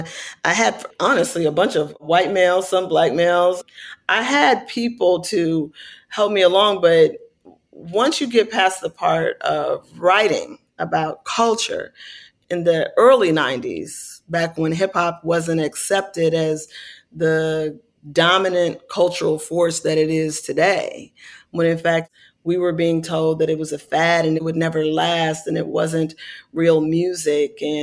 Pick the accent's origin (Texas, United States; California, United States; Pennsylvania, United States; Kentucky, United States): California, United States; Oakland; my hometown